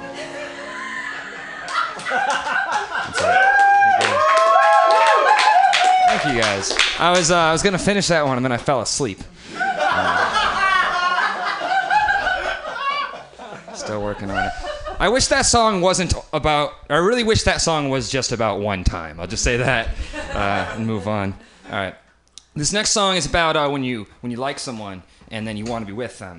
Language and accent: English; Syracuse, New York, United States; moved away; also born or lived in Boston; I grew up in Syracuse, New York